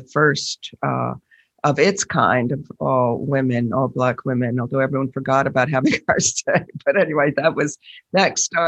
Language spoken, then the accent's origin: English; Chicago, Illinois, United States; moved away; also born or lived in Northampton, Massachusetts; I grew up in the Crucible of Hyde Park in the south side of Chicago